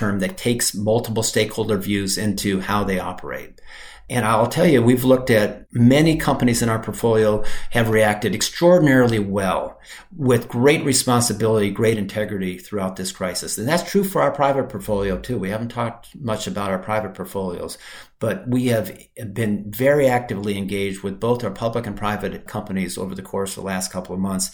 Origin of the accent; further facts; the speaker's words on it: Michigan, United States; moved away; also born or lived in Brazil; I grew up in Michigan.